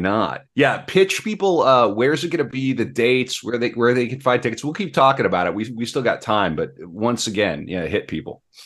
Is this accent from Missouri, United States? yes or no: no; North Dakota, United States; now in Minnesota, United States; I'm from North Dakota, so I'm from the country